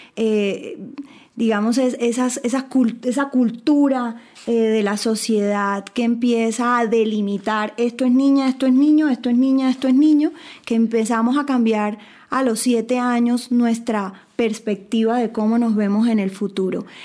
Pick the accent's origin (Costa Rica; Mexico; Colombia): Colombia; yo soy colombiana